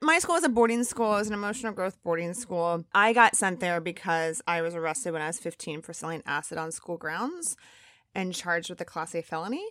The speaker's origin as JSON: {"language": "English", "town": "Elkhart", "region": "Indiana", "country": "United States", "tie": "born or raised there", "also_born_or_lived": "Chicago / Santa Barbara", "moved": "as an adult", "said": "I was born in Chicago and I grew up in Elkhart, Indiana"}